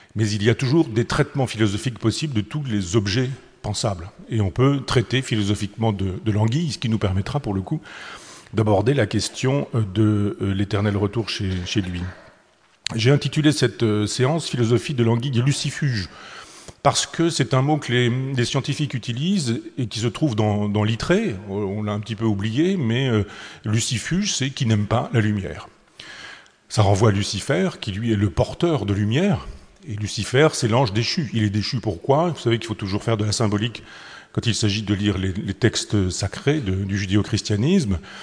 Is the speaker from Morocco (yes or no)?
no; Chambois, Normandy, France; les anguilles de mon enfance, celle euh, du, du, petit lavoir de mon village natal à Chambois